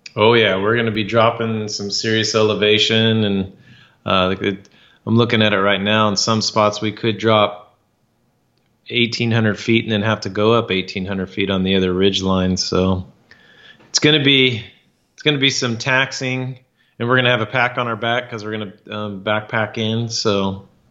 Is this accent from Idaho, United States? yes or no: yes; Idaho, United States; when I was three years old growing up in Idaho